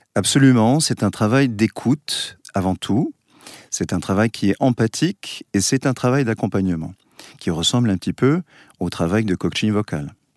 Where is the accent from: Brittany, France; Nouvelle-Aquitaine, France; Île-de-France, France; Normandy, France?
Nouvelle-Aquitaine, France; Basque Country; je viens du Pays Basque, on chante dans les villages